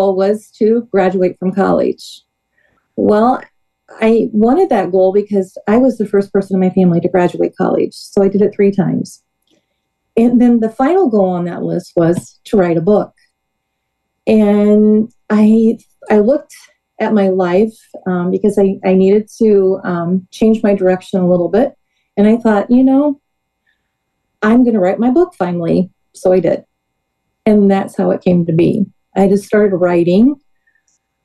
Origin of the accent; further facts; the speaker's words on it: Georgetown, Illinois, United States; I actually started in Georgetown Ridge Farm School District, which is my home district. That's where I went to school